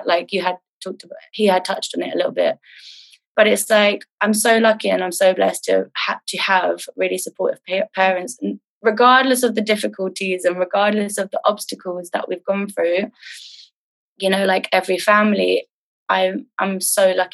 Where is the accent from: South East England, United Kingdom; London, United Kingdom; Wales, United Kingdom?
London, United Kingdom; I grew up in London. North London.